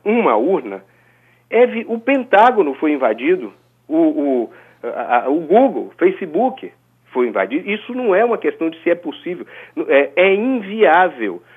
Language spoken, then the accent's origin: Portuguese; Brazil; como brasileiro